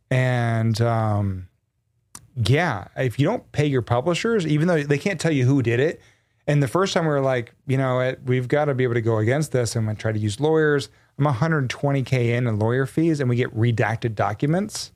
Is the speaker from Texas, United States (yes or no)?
yes; Texas, United States; I was born and raised in Texas